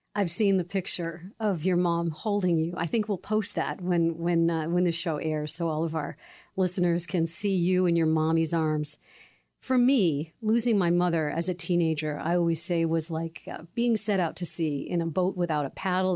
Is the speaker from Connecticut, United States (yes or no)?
yes; Newington, Connecticut, United States; I grew up in Newington